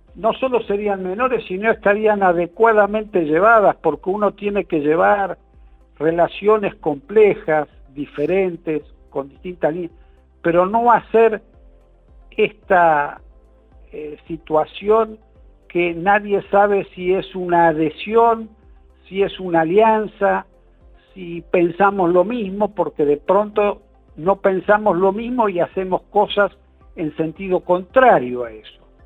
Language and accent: Spanish; Argentina